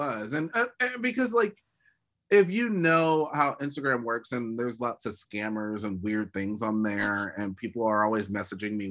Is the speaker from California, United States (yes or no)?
yes; California, United States; I'm from California, born and raised